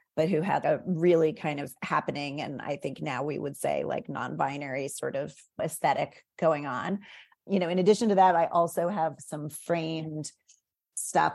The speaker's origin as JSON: {"language": "English", "town": "McLean", "region": "Virginia", "country": "United States", "tie": "born or raised there", "moved": "yes", "said": "I grew up in Northern Virginia. I grew up in McLean."}